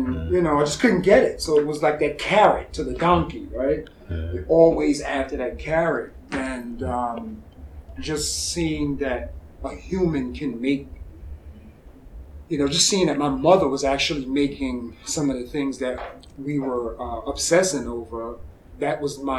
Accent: New York City, New York, United States; now in Charlotte, United States; Growing up in New York

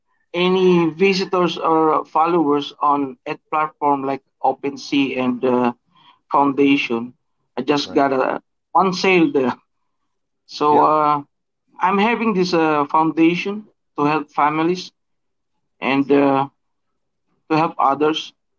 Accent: Philippines; I'm from the Philippines, so it's a morning today, about 10 a.m.

